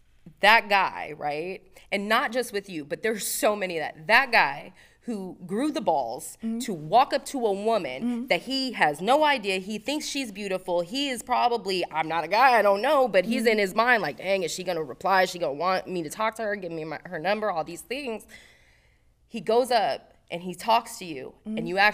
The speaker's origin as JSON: {"language": "English", "town": "Las Vegas", "region": "Nevada", "country": "United States", "tie": "born or raised there", "said": "Oh, I grew up in Vegas."}